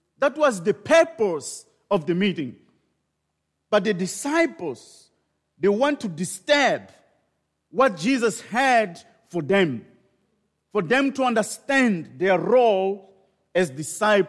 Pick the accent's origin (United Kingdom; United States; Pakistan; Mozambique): Mozambique; Maputo; I was born in Maputo, in Mozambique, and thus I am the missionary there